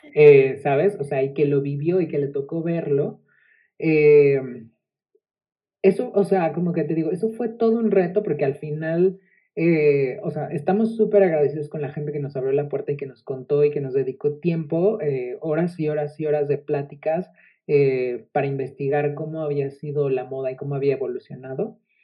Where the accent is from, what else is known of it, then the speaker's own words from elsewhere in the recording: Mexico; convertí ese orgullo mexicano en parte como de, de, mi sustancia